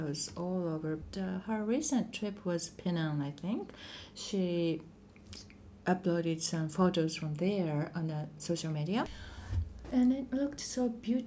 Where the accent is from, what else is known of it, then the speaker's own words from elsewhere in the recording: Japan; I'm from Japan